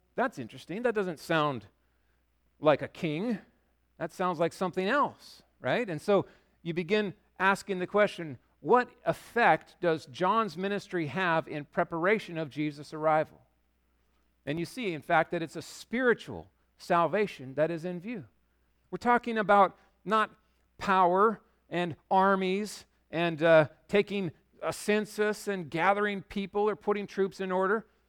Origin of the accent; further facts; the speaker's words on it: Yakima, Washington, United States; now in Bellingham, United States; I grew up in Yakima